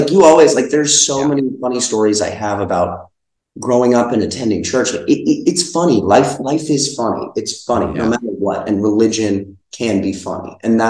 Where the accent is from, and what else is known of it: Hoboken, New Jersey, United States; born or raised there